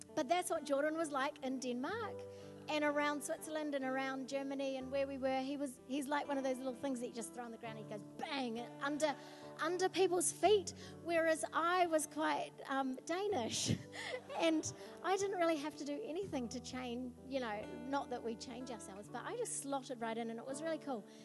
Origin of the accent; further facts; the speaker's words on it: New Zealand; we come from New Zealand